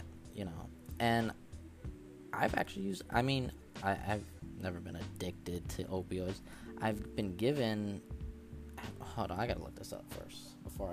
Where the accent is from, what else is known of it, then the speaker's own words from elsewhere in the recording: Connecticut, United States; I'm from Connecticut